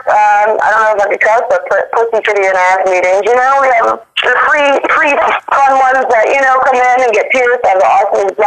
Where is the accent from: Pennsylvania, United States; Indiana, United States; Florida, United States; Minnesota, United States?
Florida, United States; South; also born or lived in New York; no, I'm actually from Florida. Uh, you know, um, down south Florida, southern Florida on the East Coast.